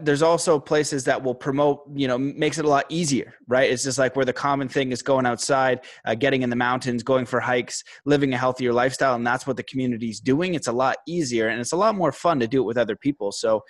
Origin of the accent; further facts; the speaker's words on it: Cambridge, East of England, United Kingdom; I grew up in my hometown now, Cambridge, which I'm liking more, but I wanted to live in the mountains.